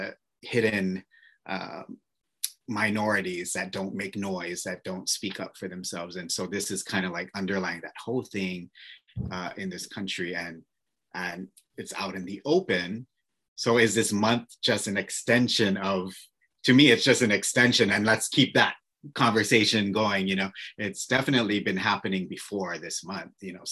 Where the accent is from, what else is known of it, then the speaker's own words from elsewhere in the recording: Oahu, Hawaii, United States; moved away as an adult; also born or lived in New York; So I am born and raised on Oahu. And so I'm a local, kind of a local kid